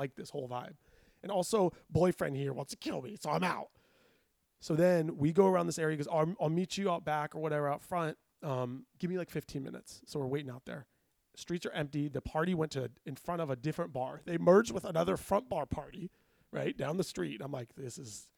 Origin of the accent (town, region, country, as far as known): Los Angeles, California, United States